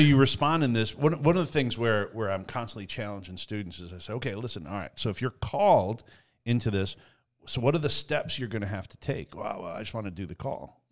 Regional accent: Eastern Canada, Canada; I grew up in Eastern Canada

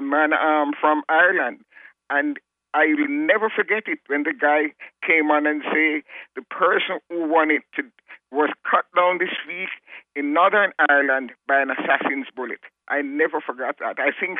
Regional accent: Kingston, Jamaica; I am from Jamaica. Good old history and geography.

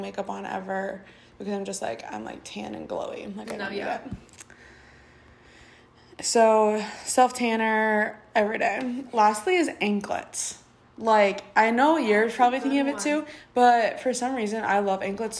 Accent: Florida, United States; now in Wisconsin, United States; I grew up in Florida

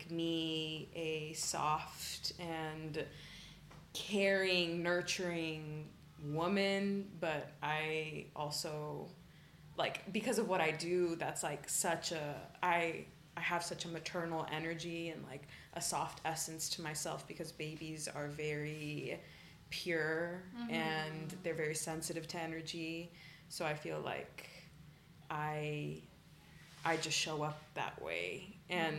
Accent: Austin, Texas, United States; also born or lived in Dallas; now in Houston, United States; we moved when I was 10 to Austin, and I feel definitely shaped me a lot as a person growing up in Austin

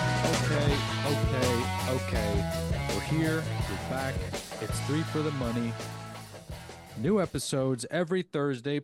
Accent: United States; I'm an American

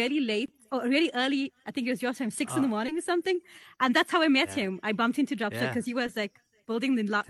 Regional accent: South Africa; I'm from South Africa, so I don't actually have the same thing.

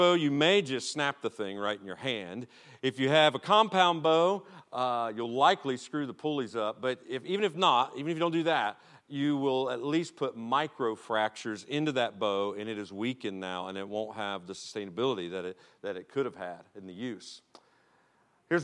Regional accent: Ohio, United States; I am from Ohio

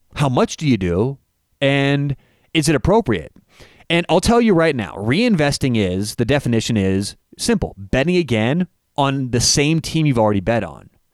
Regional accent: Denver, Colorado, United States; I'm from Denver.

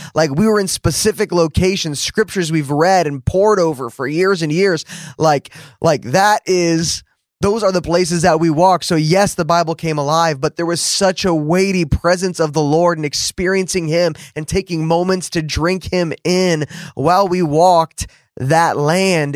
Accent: New Jersey, United States; now in Dallas, United States; growing up in New Jersey

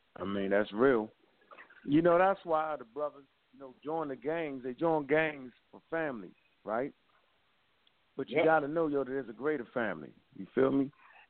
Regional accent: Maryland, United States; Like, I'm from Hilltop.

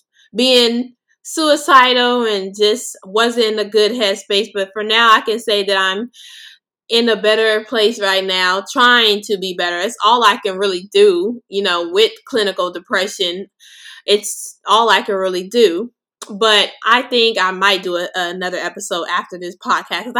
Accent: Los Angeles, California, United States; also born or lived in Inglewood, California; I grew up and been raised in Los Angeles, California

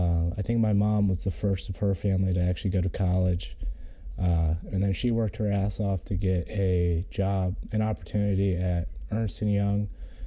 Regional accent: Cleveland, Ohio, United States; born there; I was born in Cleveland in 2003. Both my parents are from Parma, Ohio.

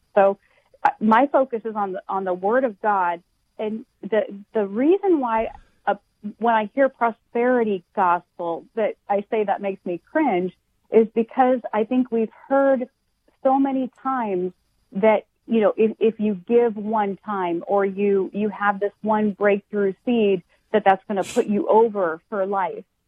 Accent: Washington, United States; moved away as an adult; now in Florida, United States; I'm initially from Washington State

